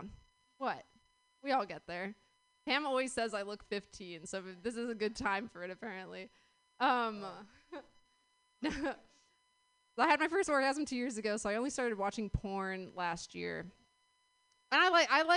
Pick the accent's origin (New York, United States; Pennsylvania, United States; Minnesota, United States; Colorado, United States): New York, United States; New York City; I grew up in New York City